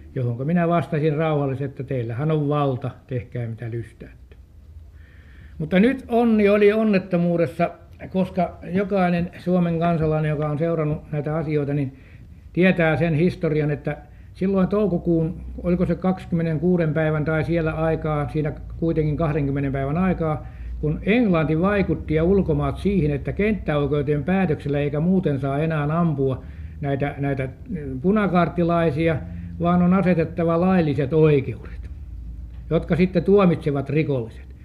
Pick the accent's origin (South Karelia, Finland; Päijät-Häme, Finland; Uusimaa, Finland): Uusimaa, Finland; Helsinki; minäkin olin helsinkiläinen, vaikka minä olin siihen aikaan mailla, täällä syntynyt